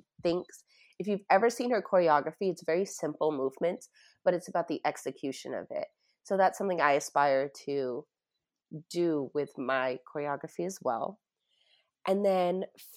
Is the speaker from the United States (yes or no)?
yes; Tampa, Florida, United States; I grew up in Tampa, Florida